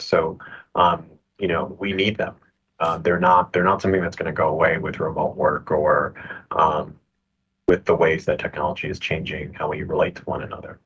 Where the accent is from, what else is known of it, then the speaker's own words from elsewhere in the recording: Boston, Massachusetts, United States; I grew up in Boston